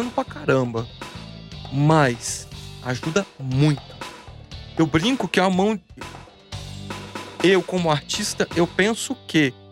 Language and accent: Portuguese; Guarapari, Espírito Santo, Brazil; moved away; eu sou de Guarapari. Uhum. Eu era pequeno em Guarapari.